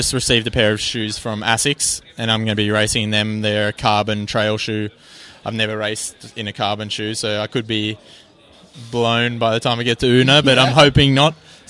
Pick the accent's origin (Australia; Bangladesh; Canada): Australia; now in Sweden; I'm from Australia originally, living in Sweden.